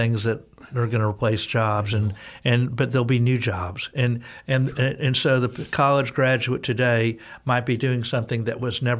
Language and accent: English; Texas, United States; As a Texan, I say the names.